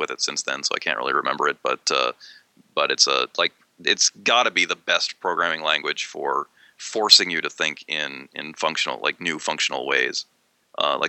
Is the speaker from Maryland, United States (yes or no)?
yes; Maryland, United States; born or raised there; now in Pennsylvania, United States